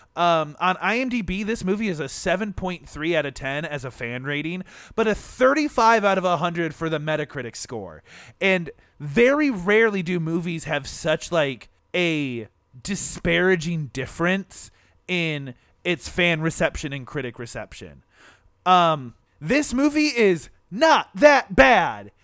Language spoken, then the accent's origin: English; Michigan, United States; we're from Michigan and anywhere in Michigan, you know, there's a pier nearby